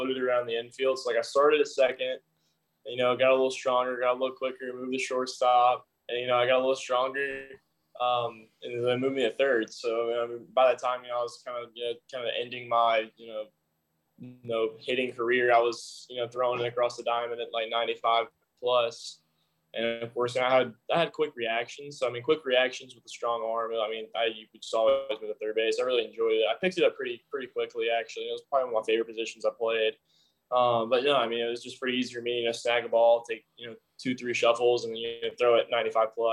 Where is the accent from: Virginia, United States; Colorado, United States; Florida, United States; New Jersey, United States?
Florida, United States; Pace; also born or lived in Bessemer, Alabama; I spent like 8 years in Florida, like 7 in Bessemer.